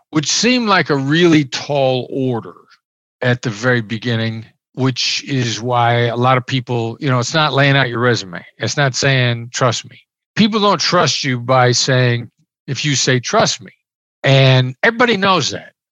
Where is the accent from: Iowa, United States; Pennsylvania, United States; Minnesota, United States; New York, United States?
Iowa, United States; I grew up in Iowa. I'm a small town Iowa boy. I know I know the accent doesn't sound like it, but I grew up in small Midwestern town.